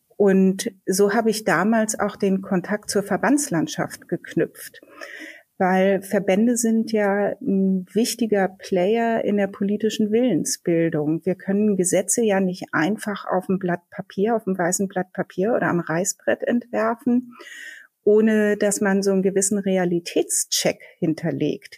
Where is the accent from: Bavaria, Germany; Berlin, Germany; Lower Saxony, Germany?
Berlin, Germany; Ich bin geborene Berlinerin